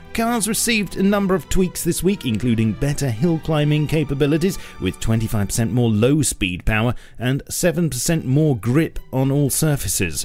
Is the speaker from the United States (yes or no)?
no; England, United Kingdom; as an Englishman